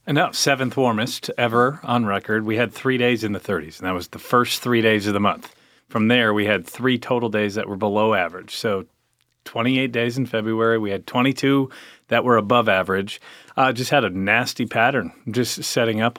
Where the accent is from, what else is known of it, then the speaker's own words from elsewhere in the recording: Chicago, Illinois, United States; moved away; also born or lived in Alabama; from the suburbs of Chicago, but I moved here from Alabama